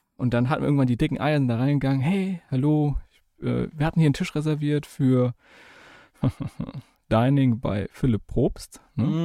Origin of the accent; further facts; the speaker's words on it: Germany; als Deutscher